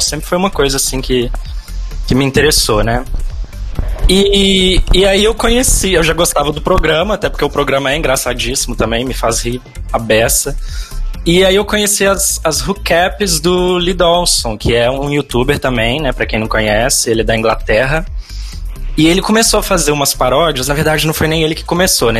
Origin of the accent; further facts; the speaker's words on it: Belo Horizonte, Minas Gerais, Brazil; now in Sorocaba, Brazil; Sou mineiro